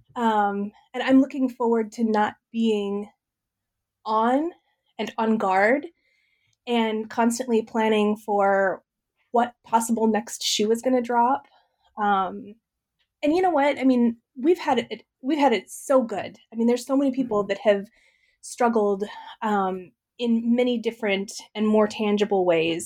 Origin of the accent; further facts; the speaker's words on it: Midwest, United States; I grew up in the Midwest um, uh, in a farm family